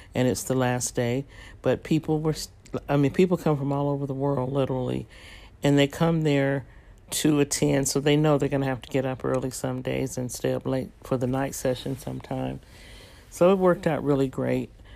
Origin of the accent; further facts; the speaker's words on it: San Francisco, California, United States; moved away; also born or lived in Texas; raised in San Francisco and San Jose